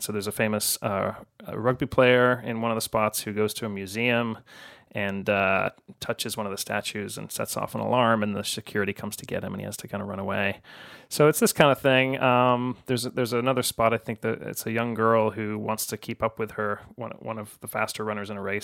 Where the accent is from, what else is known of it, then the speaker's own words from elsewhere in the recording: Chicago, Illinois, United States; I'm from Chicago